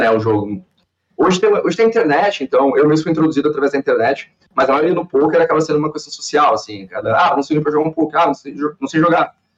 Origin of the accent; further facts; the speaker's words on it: Balneário Camboriú, Santa Catarina, Brazil; also born or lived in Cascavel, Paraná; sou natural de Cascavel, no Paraná, mas moro em Balneário eu, desde os três anos, então, minha vida toda aqui em Balneário